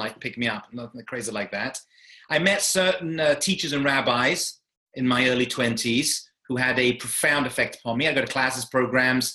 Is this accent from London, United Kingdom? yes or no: yes; London, United Kingdom; also born or lived in Manchester; I grew up in London, England, as you can tell from the accent.